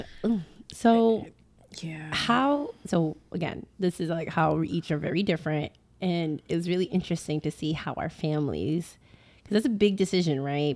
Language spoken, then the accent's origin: English; Boston, Massachusetts, United States; now in Houston, United States; originally from Boston, and now we live in Houston